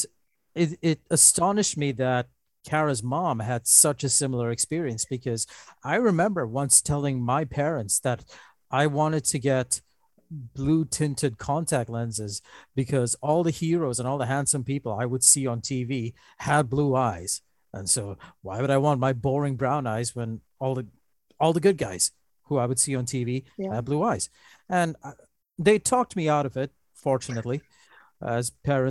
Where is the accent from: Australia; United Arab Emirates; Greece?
United Arab Emirates; Dubai; moved away; when I was growing up in Dubai in the 1980s